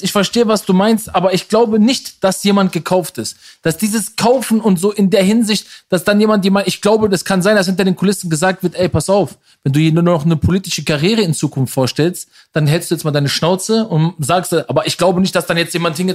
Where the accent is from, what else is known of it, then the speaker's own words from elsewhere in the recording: Berlin, Germany; Aber eine Million als Berliner von der Love Parade, diese, das war ja diese Stelle, wo die Love Parade früher war.